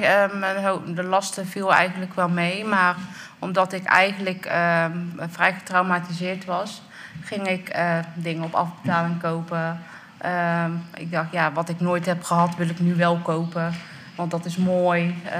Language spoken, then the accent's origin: Dutch; North Brabant, Netherlands; now in Dordrecht, Netherlands; Opgegroeid in Brabant en ik woon nu in Dordrecht